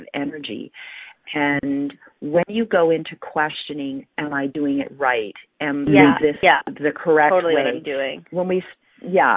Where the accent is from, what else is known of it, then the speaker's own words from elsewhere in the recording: Canada; I'm from Canada